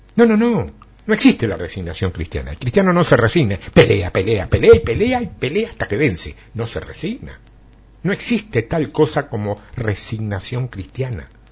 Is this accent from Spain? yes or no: no; Argentina; como buen argentino